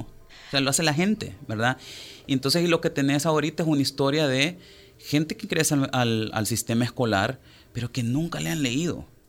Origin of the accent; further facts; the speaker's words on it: El Salvador; somos 6.3 millones de personas viviendo en El Salvador